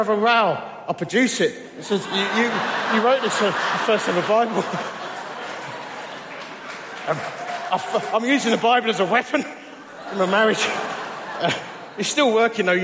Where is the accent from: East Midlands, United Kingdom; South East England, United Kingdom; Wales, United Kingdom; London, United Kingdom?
London, United Kingdom; Romford; also born or lived in Dagenham; I was just a bloke from Romford. Actually, I was born in Dagenham.